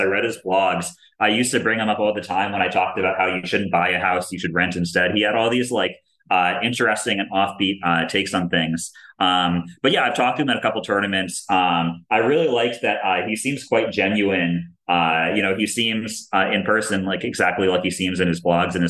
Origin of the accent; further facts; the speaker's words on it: Maryland, United States; first chess club that I ever played at growing up in Maryland